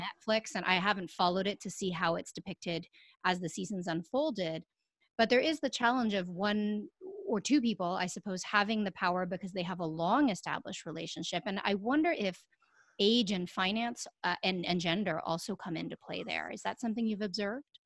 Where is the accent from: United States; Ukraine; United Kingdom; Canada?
Canada; as a Canadian